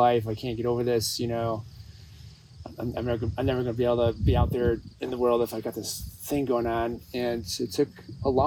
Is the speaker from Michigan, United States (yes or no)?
yes; Michigan, United States; moved away as an adult; now in Southern California, United States; growing up in Michigan